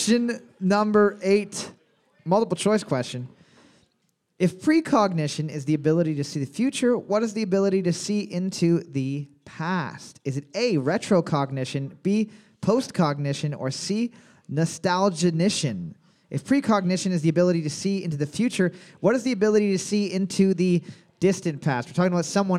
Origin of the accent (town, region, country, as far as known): Canada